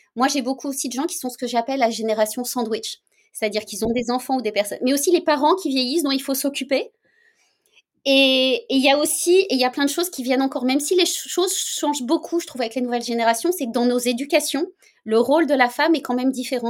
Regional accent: France; moved away as an adult; now in Canada; je suis française à l'origine, hein, même si ça fait bientôt 9 ans que je suis au Canada

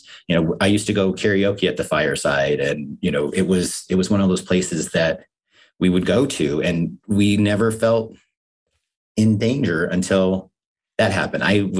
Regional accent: Chugwater, Wyoming, United States; I grew up in Wyoming. I grew up in a town of 180 people called Chugwater, Wyoming. And I grew up 10 miles outside of that on a farm.

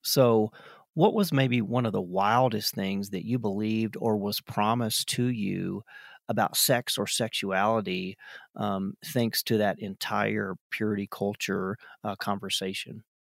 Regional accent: South Carolina, United States; we are both from South Carolina

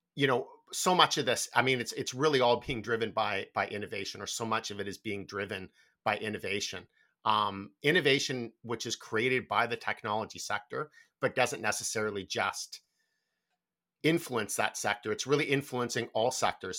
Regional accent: Canada; particularly for Canadians

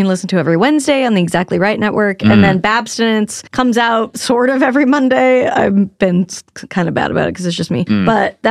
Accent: Salt Lake City, Utah, United States; Growing up in Salt Lake, they had caffeine-free Diet Coke.

